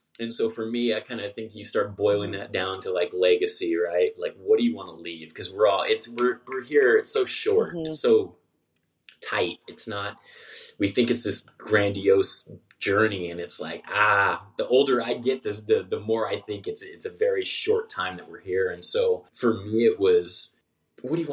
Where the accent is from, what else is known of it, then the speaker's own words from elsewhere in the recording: Southern California, United States; I was born and raised in Southern California